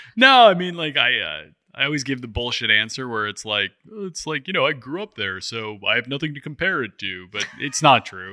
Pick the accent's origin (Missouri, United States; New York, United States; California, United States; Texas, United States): New York, United States; New York City; I grew up in New York City